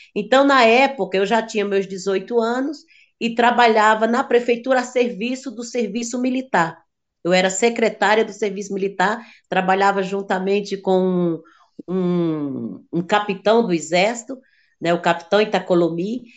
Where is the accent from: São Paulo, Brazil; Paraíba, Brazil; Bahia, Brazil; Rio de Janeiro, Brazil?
Paraíba, Brazil; Sousa; moved away; Eu sou de Souza, Paraíba, venho de uma família de, de sete filhos